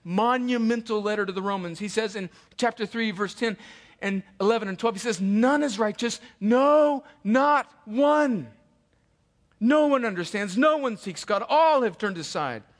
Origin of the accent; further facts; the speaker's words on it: El Centro, California, United States; I would steal them off of nice cars in my hometown, and then I would take them to the bike rack at Desert Gardens Elementary and sell them